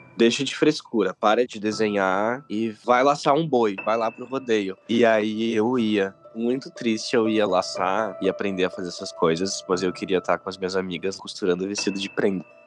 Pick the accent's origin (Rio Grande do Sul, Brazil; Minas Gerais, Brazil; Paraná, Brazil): Rio Grande do Sul, Brazil; Eu sou do Rio Grande do Sul